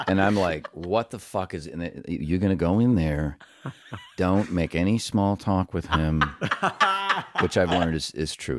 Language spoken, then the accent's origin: English; Cleveland, Ohio, United States; growing up in Cleveland, and so most of it is set in that neighborhood that I grew up